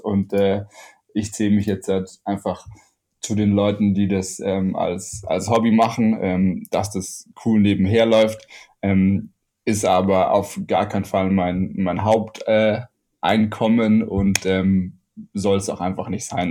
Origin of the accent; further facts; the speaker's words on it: Ammersee, Bavaria, Germany; also born or lived in Munich; bin in München geboren und am Ammersee aufgewachsen